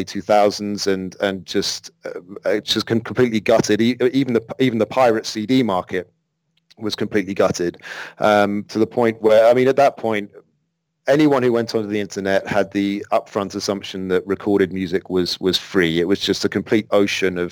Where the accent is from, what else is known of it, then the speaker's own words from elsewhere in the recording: London, United Kingdom; moved away as an adult; I'm from London originally